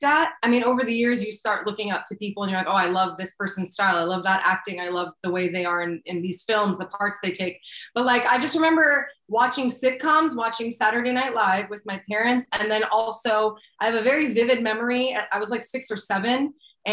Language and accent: English; Arlington, Virginia, United States; I was born in the Arlington, Virginia, which is right outside of DC.